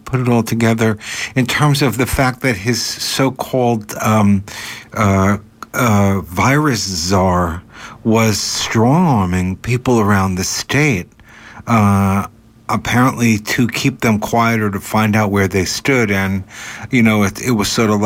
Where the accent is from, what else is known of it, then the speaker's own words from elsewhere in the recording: the Hudson Valley area, New York, United States; moved away; coming from that area and having taught in Peekskill and all around the Hudson